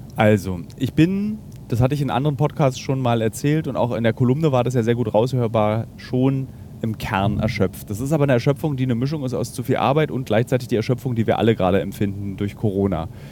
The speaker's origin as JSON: {"language": "German", "country": "Germany", "said": "Ich bin Deutscher, beziehungsweise ich bin Europäer. Äh, und äh, dann eben aus Deutschland"}